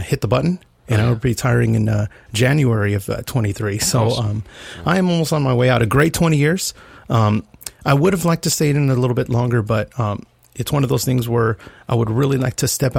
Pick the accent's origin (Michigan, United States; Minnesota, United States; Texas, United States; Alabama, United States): Texas, United States; San Antonio; moved away as an adult; Born and raised in San Antonio, Texas